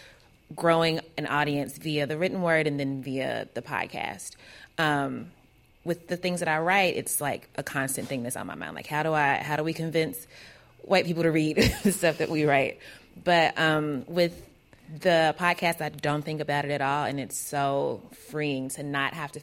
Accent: Kentucky, United States; I'm from Kentucky, so I don't sound like those dudes for a number of reasons, because I'm a woman and because I have an accent

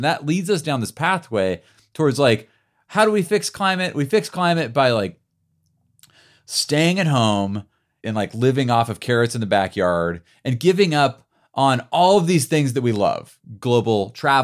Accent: United States; also born or lived in Bend, Oregon; As American citizens

